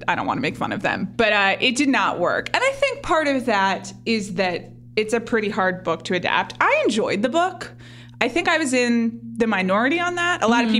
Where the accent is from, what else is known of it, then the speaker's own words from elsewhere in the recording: United States; I'm an American.